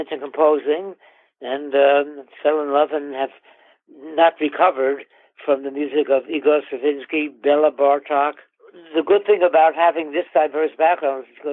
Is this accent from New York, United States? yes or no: yes; New York City, New York, United States; moved away as an adult; also born or lived in Queens, New York; living in New York City for my first 20 years growing up